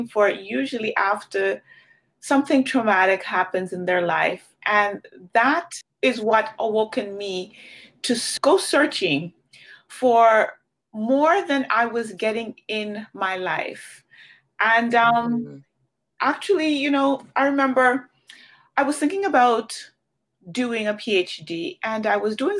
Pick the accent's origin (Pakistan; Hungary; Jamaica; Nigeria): Jamaica; moved away; I grew up in Jamaica